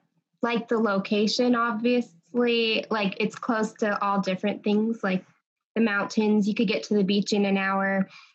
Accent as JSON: {"language": "English", "town": "Rancho Cucamonga", "region": "California", "country": "United States", "tie": "born or raised there", "also_born_or_lived": "Fontana", "said": "So Rancho is about an hour east of Los Angeles. It's in San Bernardino County, so there's not a lot going on there, right next to the mountains. But yeah, I was born in Fontana"}